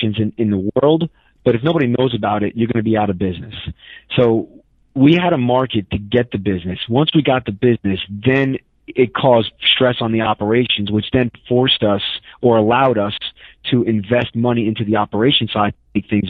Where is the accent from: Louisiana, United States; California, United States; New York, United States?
New York, United States; New York City; moved away; I'm from New York City